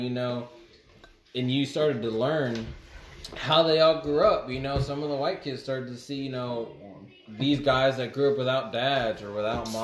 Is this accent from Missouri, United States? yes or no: no; Houston, Texas, United States; it was hard growing up mixed because I grew up in Houston